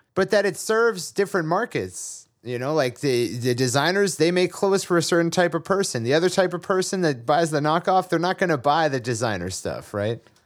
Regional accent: Massachusetts, United States; I was raised in Massachusetts

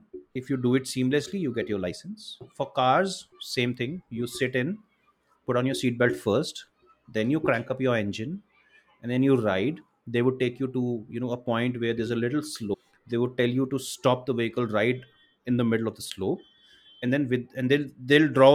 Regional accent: India; I'm an Indian. I'm a proud Indian.

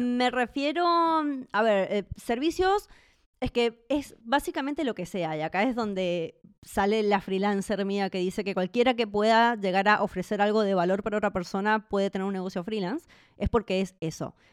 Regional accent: Mendoza, Argentina; moved away as an adult; also born or lived in Buenos Aires; now in Czech Republic; Yo en realidad nací en Buenos Aires y después me mudé a Mendoza

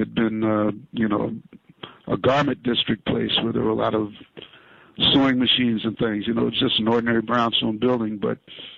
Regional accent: Chicago, Illinois, United States; now in New York, United States; I'm a percussionist. I'm originally from Chicago.

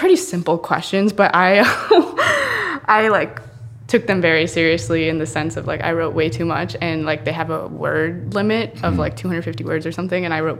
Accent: Cincinnati, Ohio, United States; So I grew up in Cincinnati. I was born and raised in Cincinnati.

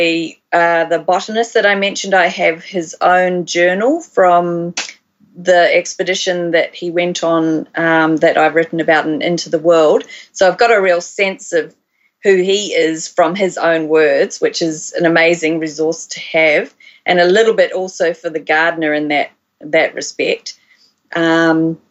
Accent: Christchurch, Canterbury, New Zealand; moved away as an adult; also born or lived in Waikato, New Zealand / Australia; I was born in Christchurch, and I did all my schooling and university mostly down there.

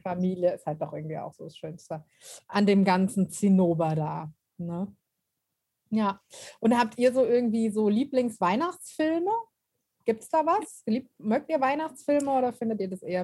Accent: near Frankfurt, Hesse, Germany; ich komme ja aus Hessen und Frankfurt ist nicht weit

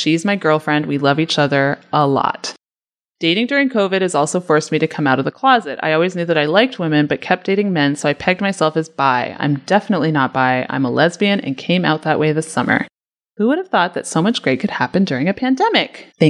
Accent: Kingston, Ontario, Canada; She's from Belleville, and I'm from Kingston, so we met in Napanee to walk along the river.

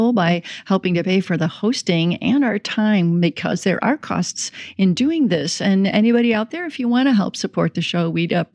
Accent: Chicago, Illinois, United States; also born or lived in South Bend, Indiana / Oklahoma; now in Kansas City, United States; I grew up in the Chicago area and we got snow regularly

